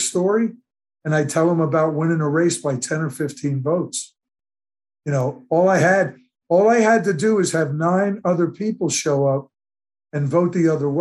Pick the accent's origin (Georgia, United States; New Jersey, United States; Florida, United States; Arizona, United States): New Jersey, United States; Delran; my hometown, Delran, New Jersey